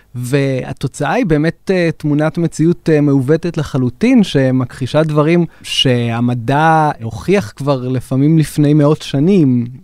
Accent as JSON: {"language": "Hebrew", "country": "Israel", "said": "אצלנו בישראל"}